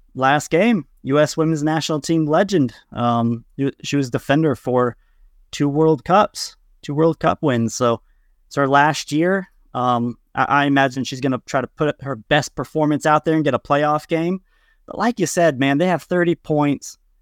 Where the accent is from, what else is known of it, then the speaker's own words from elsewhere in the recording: Kansas, United States; from Kansas, as a Midwesterner